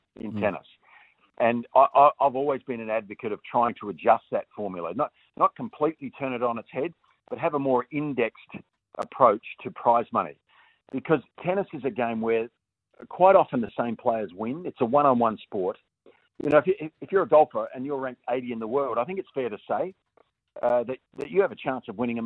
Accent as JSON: {"language": "English", "country": "Australia", "said": "as an Australian"}